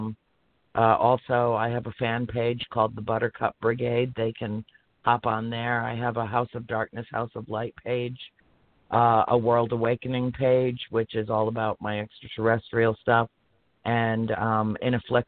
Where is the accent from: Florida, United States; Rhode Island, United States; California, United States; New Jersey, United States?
Rhode Island, United States; Harrisville; moved away; also born or lived in Cumberland, Rhode Island; in Harrisville, Rhode Island, in my hometown.